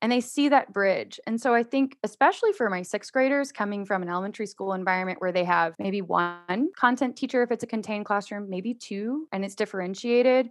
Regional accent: Houston, Texas, United States; also born or lived in Georgia; now in Austin, United States; I grew up in Houston. That's where I spent most of my time

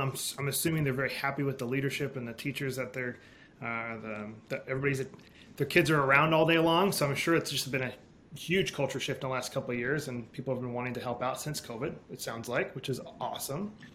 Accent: Alaska, United States; I grew up in Alaska with homeschooling

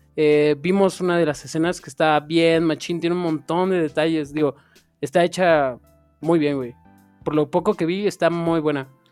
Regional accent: State of Mexico, Mexico; soy del Estado de México

